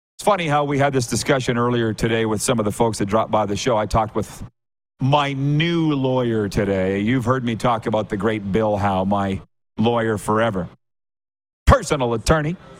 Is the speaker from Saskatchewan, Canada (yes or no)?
yes; Saskatchewan, Canada; I'm from Saskatchewan